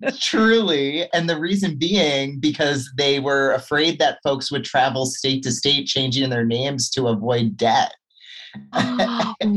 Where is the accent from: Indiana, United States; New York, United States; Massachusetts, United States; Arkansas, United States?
Massachusetts, United States; moved away as an adult; also born or lived in Vermont / California; I grew up in Massachusetts